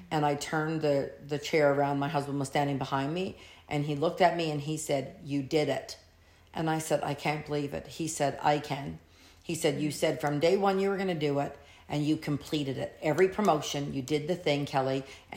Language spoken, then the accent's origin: English; Canada; I'm Canadian